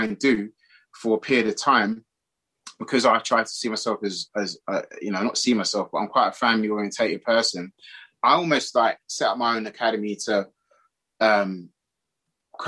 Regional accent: Ghana; now in London, United Kingdom; I'm from Ghana originally

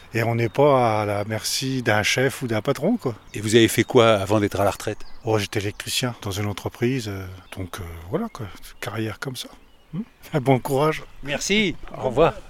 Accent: Paris, Île-de-France, France; je suis parisien

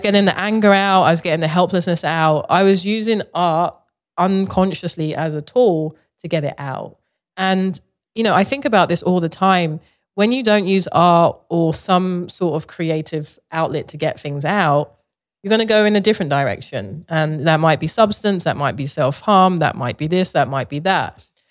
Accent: London, United Kingdom; moved away; I grew up in Southeast London

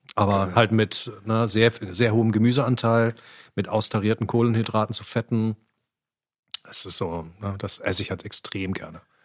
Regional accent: Ruhr area, North Rhine-Westphalia, Germany; Ich komme aus dem Ruhrgebiet

